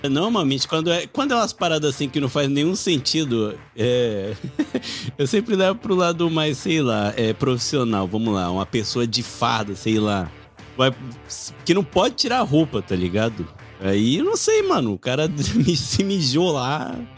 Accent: Brasília, Federal District, Brazil; now in Japan; eu sou de Brasília

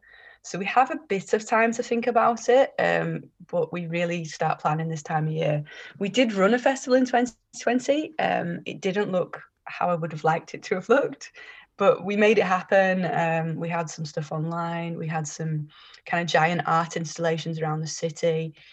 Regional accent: Liverpool, North West England, United Kingdom; 17 years, born and bred in Liverpool.

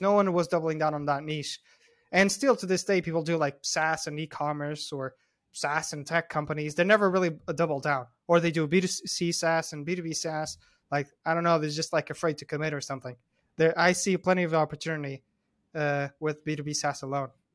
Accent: Porto, Norte, Portugal; I grew up in Porto, Portugal, which is, like, the second biggest city in Portugal.

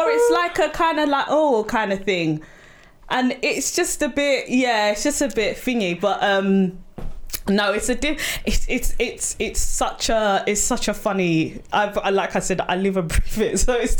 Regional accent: Sierra Leone; I am Sierra Leonean

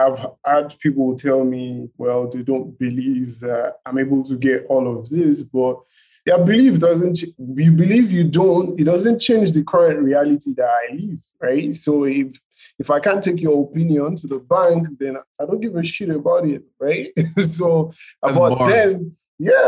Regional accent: Nigeria; being a Nigerian

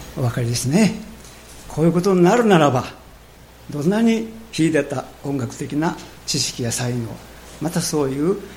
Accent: Japan; 私たちの国

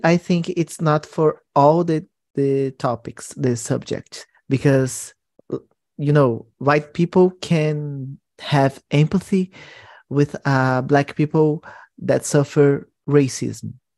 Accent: São Paulo, Brazil; English is a second language; also born or lived in Goiás; I was born in Goiás, but I grew up and live in São Paulo

